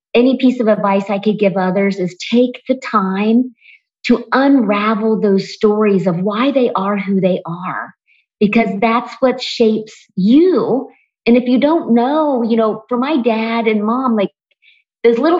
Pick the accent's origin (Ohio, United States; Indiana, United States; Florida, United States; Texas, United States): Ohio, United States; Springfield; I grew up in Springfield, Ohio